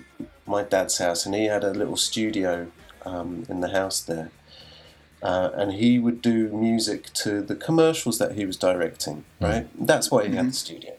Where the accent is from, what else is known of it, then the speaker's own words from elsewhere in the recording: Leatherhead, South East England, United Kingdom; moved away as an adult; also born or lived in Los Angeles, United States; I've been in Leatherhead. I grew up in Leatherhead. And then we had moved to LA.